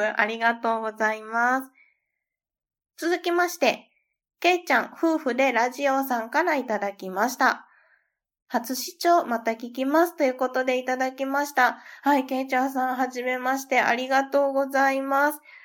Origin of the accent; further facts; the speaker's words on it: Kansai, Japan; 私も関西出身